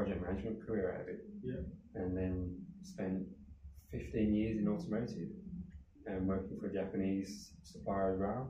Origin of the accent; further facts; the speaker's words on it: Birmingham, West Midlands, United Kingdom; accent: Brummie; I grew up in Birmingham in the UK.